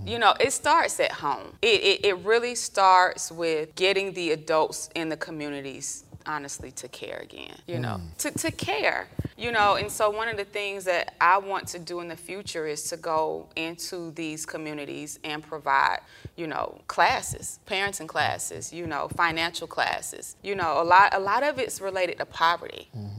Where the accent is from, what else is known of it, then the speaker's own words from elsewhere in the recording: Columbus, Georgia, United States; moved away; also born or lived in Atlanta, Georgia; I'm from Georgia. I'm from Columbus, Georgia. We moved up to Atlanta in 1996.